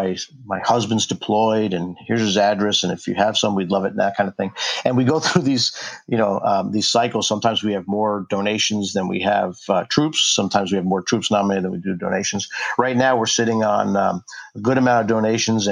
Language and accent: English; New York, United States; now in Anacortes, United States; I grew up in New York